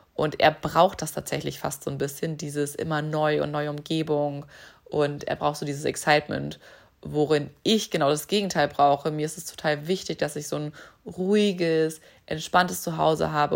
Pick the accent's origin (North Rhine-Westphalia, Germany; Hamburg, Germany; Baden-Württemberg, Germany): Hamburg, Germany; ich komme aus Hamburg, das hat tatsächlich auch was damit zu tun, dass hier irgendwie so meine Eltern sind, dass sich das für mich wirklich wie Heimat anfühlt